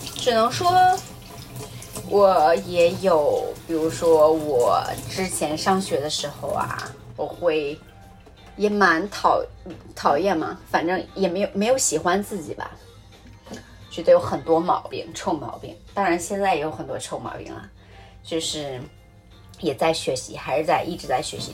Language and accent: Chinese; Hebei, China; moved away as an adult; also born or lived in Australia; 我从小出生在河北，然后环境污染很严重